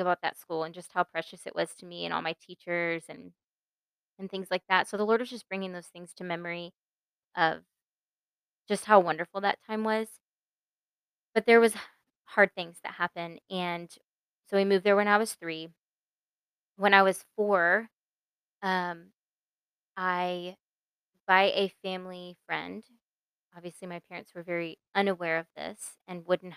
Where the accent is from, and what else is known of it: Mesquite, Texas, United States; born or raised there; also born or lived in Pennsylvania